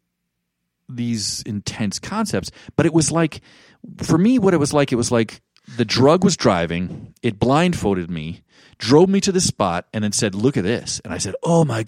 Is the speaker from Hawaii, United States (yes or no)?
yes; Hawaii, United States; also born or lived in West Point, New York / East Coast; now in Boulder, United States; I was born in West Point, New York. My dad was an economics teacher there after doing two tours in Vietnam, and he was a gentleman soldier. And then we moved, he got a job in the private sector and moved out to Hawaii. So I grew up there